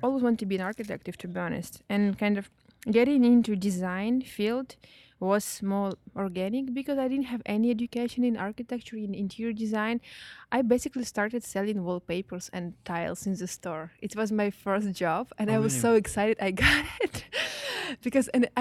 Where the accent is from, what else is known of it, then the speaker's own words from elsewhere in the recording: Belarus; moved away as an adult; also born or lived in St. Petersburg, Russia; I was born in, I was raised in Belarus in like tiny, tiny little city